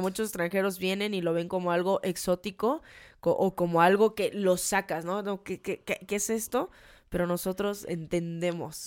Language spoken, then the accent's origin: Spanish; Mexico; eso justamente somos los mexicanos